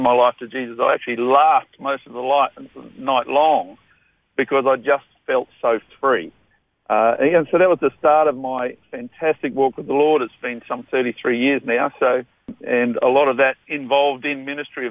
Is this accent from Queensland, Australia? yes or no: yes; Brisbane, Queensland, Australia; also born or lived in Toowoomba, Queensland / Rockingham, Western Australia; I'm actually a Toowoomba boy. I was born in Toowoomba 50-odd years ago, but raised in Brisbane. So we've been a Queensland family for all of that time.